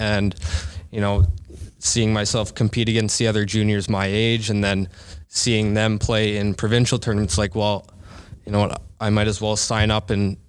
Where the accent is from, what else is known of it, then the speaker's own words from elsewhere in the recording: Waverly Heights, Nova Scotia, Canada; We grew up in Waverly Heights, right across the street from Chancellor Elementary School.